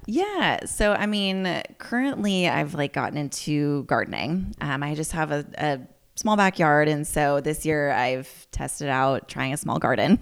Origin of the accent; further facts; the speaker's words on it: Healdsburg, California, United States; I grew up here, so born and raised in Healdsburg